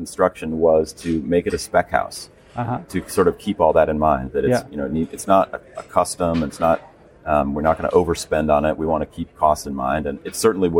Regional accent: Seattle, Washington, United States; growing up in Seattle

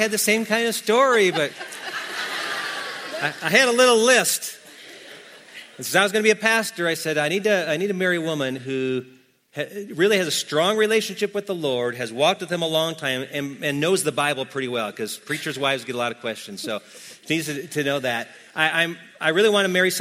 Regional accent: Wisconsin, United States; I'm from Wisconsin

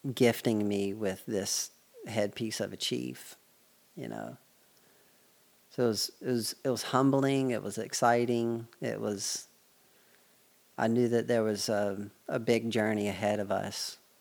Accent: United States; I'm from the United States

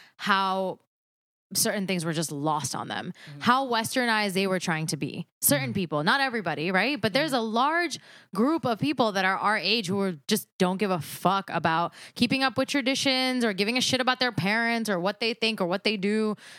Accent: United States; we are born and raised in America.

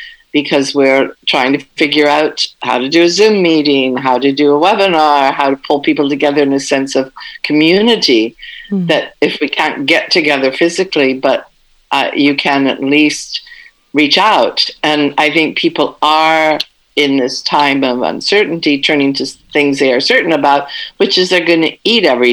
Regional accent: West Coast of the United States, United States; moved away as an adult; now in France; I always lived on the West Coast. We were raised on the West Coast.

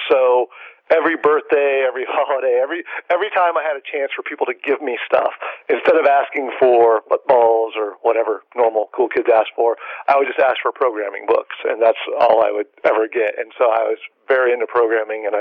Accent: San Diego, California, United States; I grew up in San Diego, born and raised

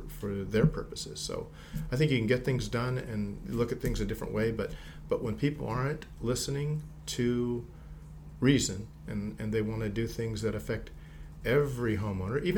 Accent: Whittier, California, United States; now in Diamond Bar, United States; I grew up in Whittier.

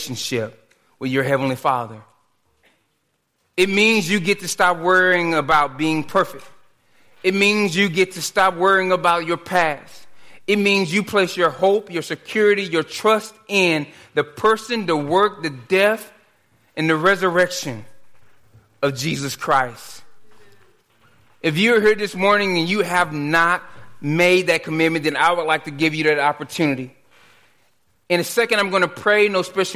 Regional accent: Dallas, Texas, United States; The neighborhood I grew up in Dallas

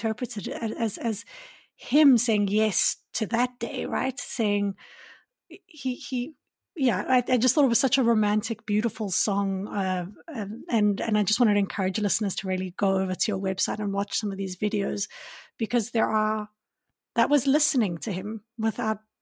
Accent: South Africa; I grew up in South Africa, but my Afrikaans is not good enough

